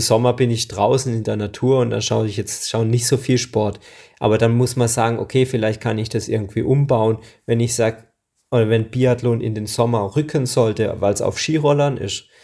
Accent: Hinterzarten, Baden-Württemberg, Germany; ich komme aus Hinterzarten Breitnau

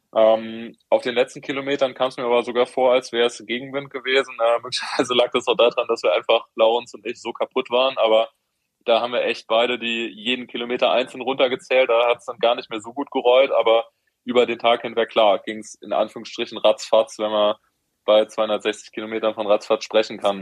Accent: Heidelberg, Baden-Württemberg, Germany; als Heidelberger

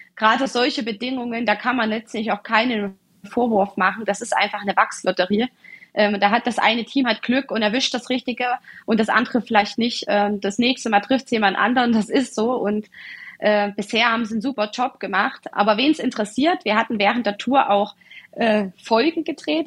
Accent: Ore Mountains, Saxony, Germany; Wir haben schon früher lange Skiwanderungen durchs verschneite Erzgebirge gemacht. Ich bin also auf Ski groß geworden

